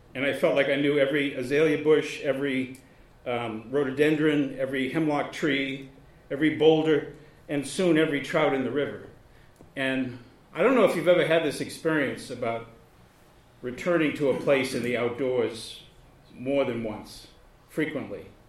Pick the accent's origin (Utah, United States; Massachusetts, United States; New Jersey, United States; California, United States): Massachusetts, United States; now in Baltimore, United States; the town that I grew up in in Massachusetts